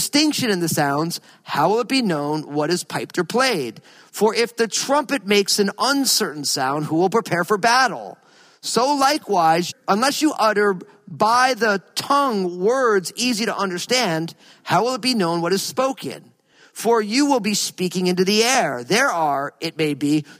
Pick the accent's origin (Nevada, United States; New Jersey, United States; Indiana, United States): New Jersey, United States; I grew up in New Jersey